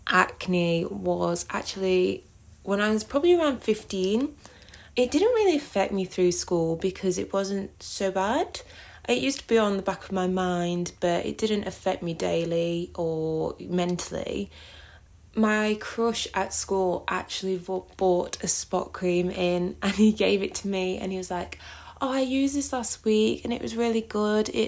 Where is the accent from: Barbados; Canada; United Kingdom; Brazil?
United Kingdom; East Midlands; now in Australia; I am originally from Derbyshire in the UK, but I currently live in the Northern Territory in Australia.